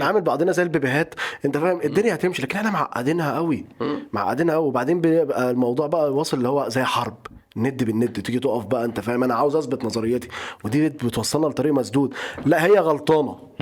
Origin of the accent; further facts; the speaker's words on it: Upper Egypt, Egypt; انا راجل صعيدي آه، اهلي ناس صعايده